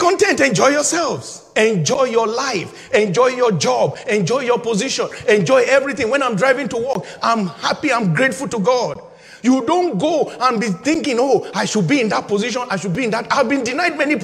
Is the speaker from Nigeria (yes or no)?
yes; Nigeria; my home country, Nigeria